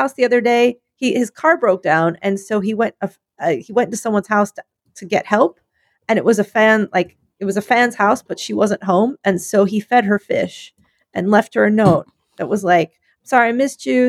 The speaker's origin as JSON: {"language": "English", "town": "Philadelphia", "region": "Pennsylvania", "country": "United States", "said": "I'm from Philadelphia."}